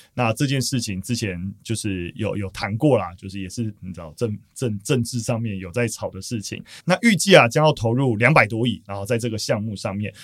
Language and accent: Chinese; Taipei, Taiwan; 我作为台北人